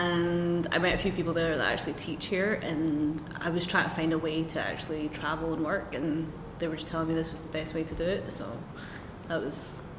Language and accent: English; Glasgow, Scotland, United Kingdom; moved away as an adult; now in Vietnam; I'm from Scotland, Glasgow. I've been here for almost, I want to say, four or five months now.